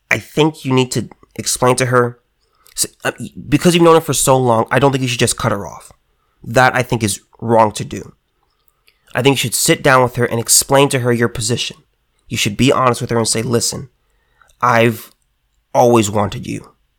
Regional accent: California, United States; me as a Californian

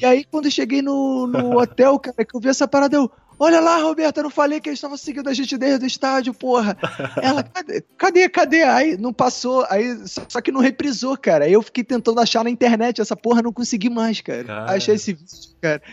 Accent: Brazil; somos brasileiros

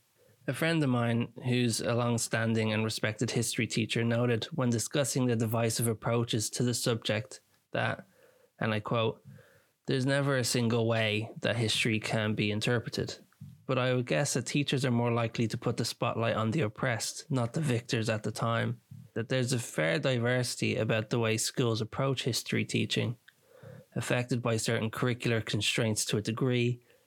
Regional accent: Cornwall, South West England, United Kingdom; also born or lived in Ireland; Now, as an Irishman who moved to the UK in my early years, I often recall learning about the Irish famine in school when I lived in Cornwall.

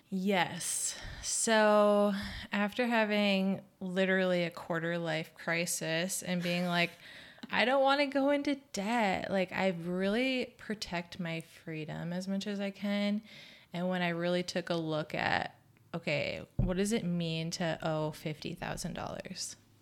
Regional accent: Midwest, United States; moved away; we're both from the Midwest

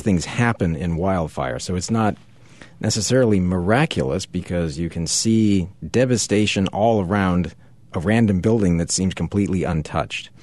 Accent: Oahu, Hawaii, United States; moved away; I actually had the privilege of growing up in Hawaii

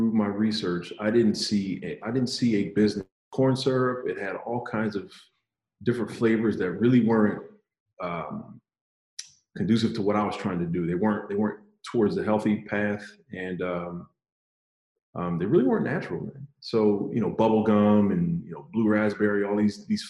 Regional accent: Philadelphia, Pennsylvania, United States; moved away as an adult; also born or lived in Fayetteville, North Carolina; I'm from the Philadelphia area, so we call it water ice

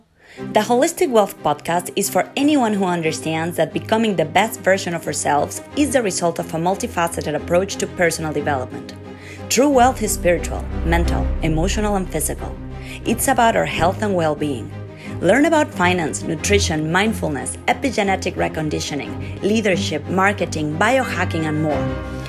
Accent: Mexico City, Mexico; moved away as an adult; also born or lived in Italy / Argentina / Spain / Australia; now in United States; I am originally from Mexico City, but have been living in the United States for about 10 years. This is actually the seventh country I've lived in.

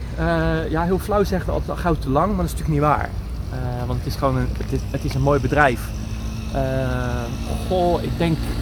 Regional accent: Vlaardingen, South Holland, Netherlands; moved away as an adult; also born or lived in Schiedam / Bodegraven; now in Rotterdam, Netherlands; ik ben geboren in Schiedam. Ik ah, eh, heb nooit een geheim van gemaakt. Eh, maar ik heb er nooit gewoond. Maar ja, in je paspoort blijft dan wel staan dat je Schiedammer bent. En eh, ik voel mij Vlaardinger. omdat ik er altijd heb gewoond.

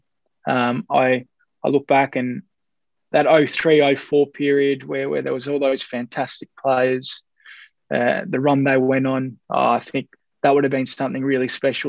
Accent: Australia; an Australian Greek

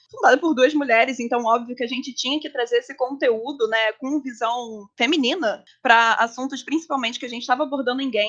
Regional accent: Rio de Janeiro, Brazil; Eu sou carioca

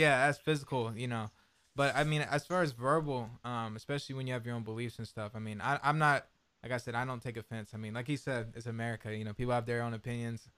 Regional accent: Fort Worth, Texas, United States; moved away as an adult; now in Los Angeles, United States; I'm from Fort Worth

